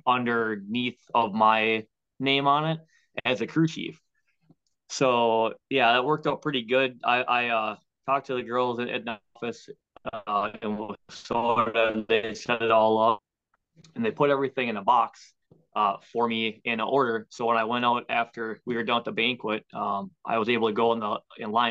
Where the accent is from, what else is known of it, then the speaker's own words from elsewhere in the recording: Waconia, Minnesota, United States; now in Chaska, United States; Originally, I'm from Waconia. We live in Chaska now, which is 15 minutes southeast of Waconia.